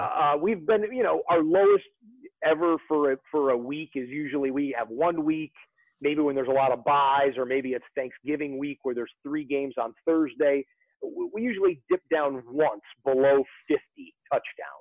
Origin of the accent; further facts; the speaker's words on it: Detroit, Michigan, United States; I'm 48 years old and I grew up in the Detroit area